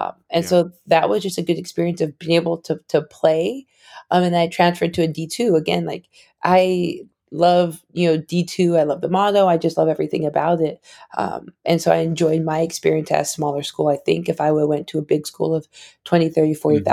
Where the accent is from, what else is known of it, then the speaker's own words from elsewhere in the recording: Arizona, United States; I grew up in Arizona, 5 minutes from the Mexican border. So a majority minority city.